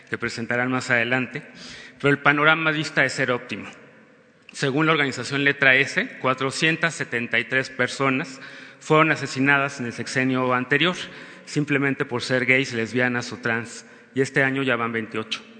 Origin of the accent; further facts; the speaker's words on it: Mexico; Somos personas, somos mexicanas, somos mexicanos igual que tú.